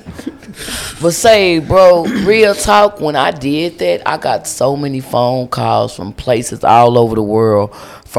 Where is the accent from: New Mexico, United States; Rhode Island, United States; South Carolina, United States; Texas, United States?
Texas, United States; Lubbock; now in Dallas, United States; I'm from Lubbock, Texas